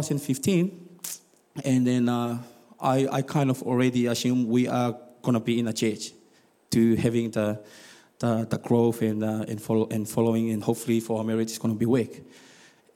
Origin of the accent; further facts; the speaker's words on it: Tonga; also born or lived in Rotorua, New Zealand; now in South Island, New Zealand; I'm from Tonga